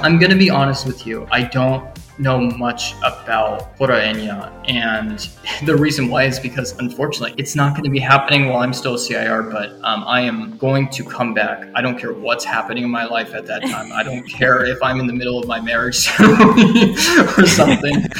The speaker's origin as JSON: {"language": "English", "region": "suburban California", "country": "United States", "tie": "born or raised there", "moved": "as an adult", "lives_now": "Matsue, Japan", "said": "my hometown, which is really small, like uh, suburban California"}